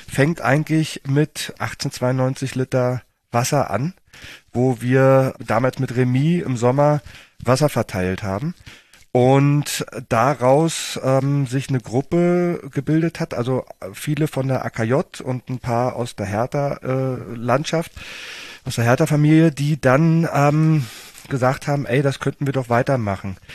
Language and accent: German; Berlin, Germany; komme aus Berlin, bin in Berlin geboren, äh, im schönen Reinickendorf ähm, und habe auch Jugend in Zehlendorf verbracht.